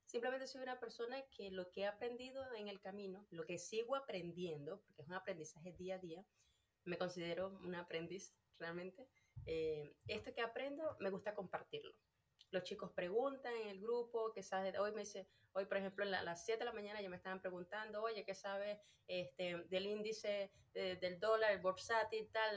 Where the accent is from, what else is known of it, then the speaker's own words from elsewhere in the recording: Venezuela; moved away as an adult; yo soy de Venezuela